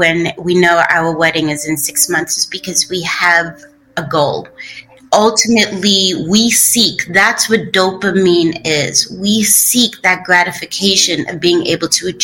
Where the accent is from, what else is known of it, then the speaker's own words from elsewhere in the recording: New York City, New York, United States; moved away; we grew up in Bushwick, and Bushwick Projects in Brooklyn